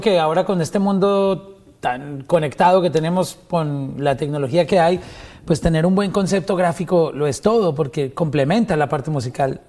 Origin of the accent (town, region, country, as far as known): Colombia